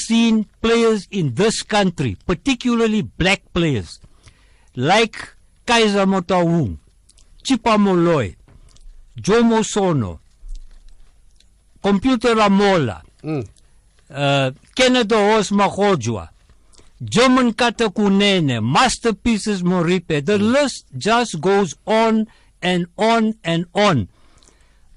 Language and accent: English; South Africa; I am a South African first, before an Indian